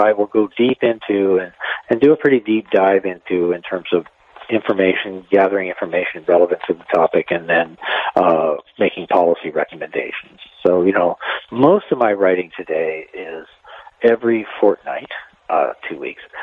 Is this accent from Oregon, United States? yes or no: yes; Cottage Grove, Oregon, United States; I grew up on the Cottage Grove Ranger District the Umpqua National